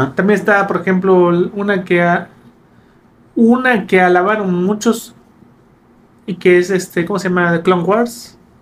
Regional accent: Campeche, Mexico; crecimos en Campeche

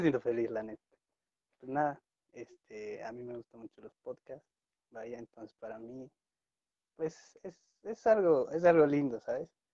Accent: La Paz, Bolivia; soy de La Paz, La Paz, Bolivia

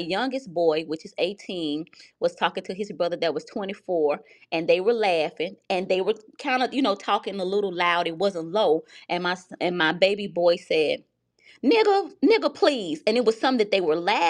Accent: the South, United States; I grew up in the South

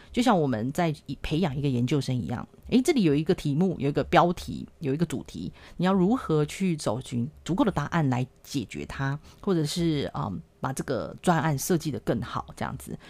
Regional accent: Taiwan; 我跟我老公从来都没有出国留学或是游学过，我们都是土生土长的台湾人，英文都是自己一步一步慢慢学的

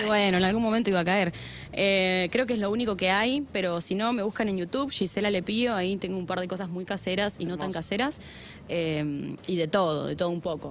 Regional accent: Santa Cruz, Argentina; moved away; yo soy de Santa Cruz

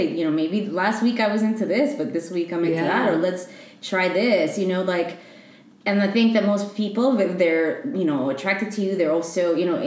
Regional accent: New York City, New York, United States; moved away as an adult; also born or lived in Ecuador; now in Bay Area, United States; I identify as a queer Ecuadorian immigrant. I was raised in New York. So I would say I'm a New Yorker, more specifically from Queens.

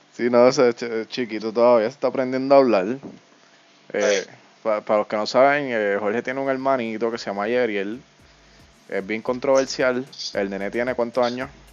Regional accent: Yauco, Puerto Rico; yo soy de Yauco y aquí no hay nada

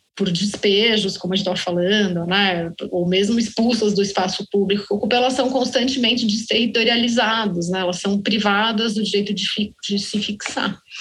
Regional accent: Belo Horizonte, Minas Gerais, Brazil; Nós somos de Belo Horizonte.

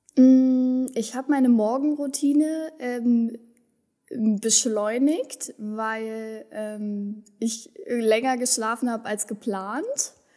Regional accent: Berlin, Germany; moved away; also born or lived in Wendland, Lower Saxony; ich bin ähm, in, in Berlin-Kreuzberg äh, groß geworden, in, in, einem besetzten Haus groß geworden

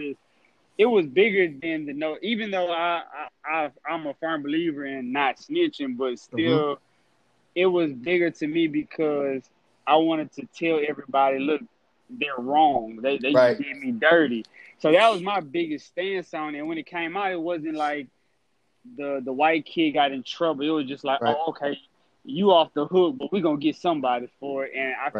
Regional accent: Lake Charles, Louisiana, United States; I'm from Lake Charles, Louisiana.

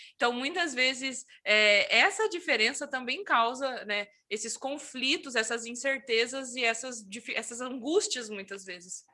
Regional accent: interior of São Paulo, Brazil; moved away; also born or lived in Curitiba metropolitan area; eu sou do interior de São Paulo

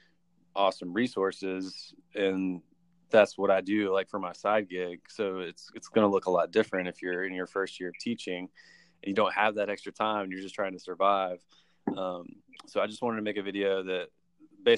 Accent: Georgia, United States; I'm actually from Georgia

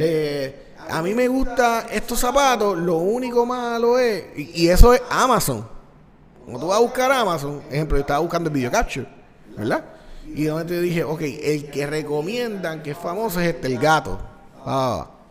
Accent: Puerto Rico; yo soy de Puerto Rico

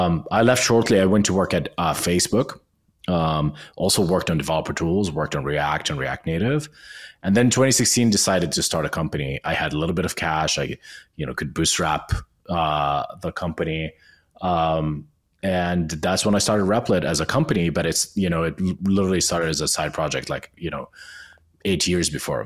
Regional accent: Amman, Amman Governorate, Jordan; English is a second language; moved away as an adult; now in New York, United States; I came from Amman, Jordan to New York in 2012 to work at Code Academy

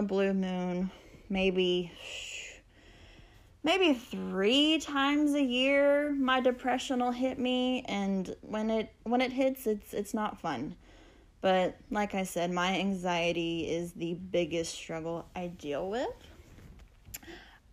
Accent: Texas, United States; also born or lived in El Campo, Texas; I'm from Texas. I live in a small town called El Campo, which is about an hour southwest of Houston

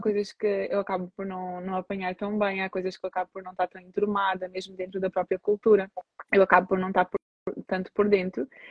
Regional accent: Portugal; nasci em Portugal, mas sou filha de imigrantes

